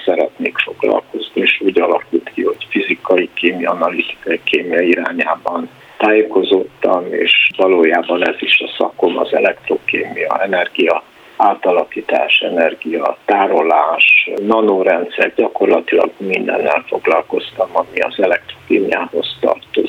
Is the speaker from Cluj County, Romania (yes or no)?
yes; Cluj-Napoca, Cluj County, Romania; moved away as an adult; also born or lived in United States; now in Budapest, Hungary; a helytörténeti munkáim a kolozsvári Ságomból nőttek ki, tehát nagyon elkötelezettje vagyok a szülővárosomnak